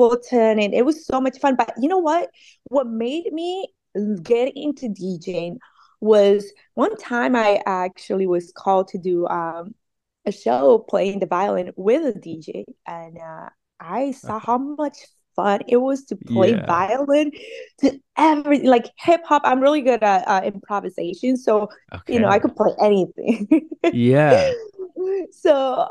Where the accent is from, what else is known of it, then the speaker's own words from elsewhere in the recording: Colombia; also born or lived in Montería, Colombia / Barranquilla, Colombia / Santa Marta, Colombia / Cartagena, Colombia; now in California, United States; I'm a immigrant from Colombia